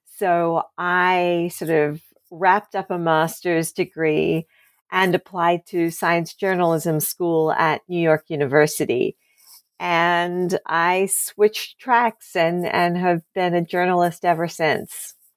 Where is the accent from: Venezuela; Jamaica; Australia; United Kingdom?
Australia; moved away; I grew up in Australia